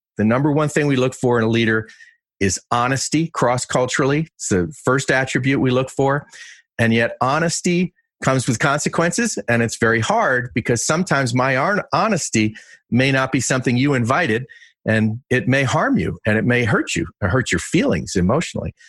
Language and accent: English; Westchester County, New York, United States; I won the Westchester County Diving Championships three times where I grew up in New York